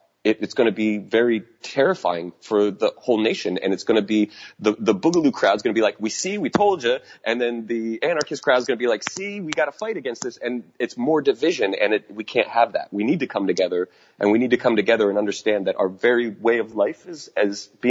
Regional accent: United States; we need to do as Americans

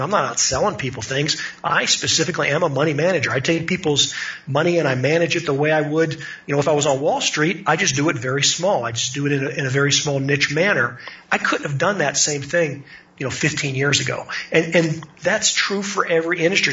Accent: Pittsburgh, Pennsylvania, United States; I, I grew up in in Pittsburgh.

